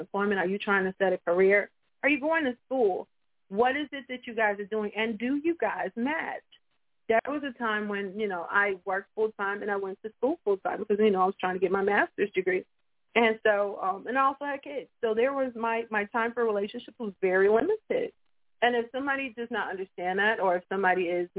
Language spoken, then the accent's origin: English; Tulsa, Oklahoma, United States; I am from Tulsa, Oklahoma